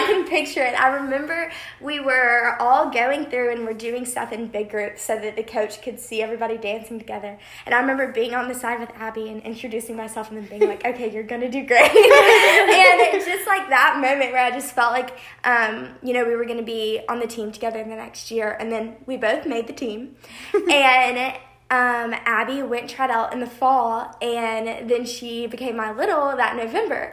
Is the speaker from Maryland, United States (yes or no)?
no; Birmingham, Alabama, United States; moved away as an adult; now in Oxford, United States; I'm from Birmingham, Alabama